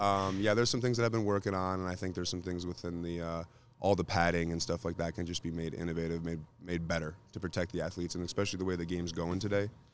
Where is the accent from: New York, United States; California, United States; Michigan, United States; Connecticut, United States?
Michigan, United States; we're from Michigan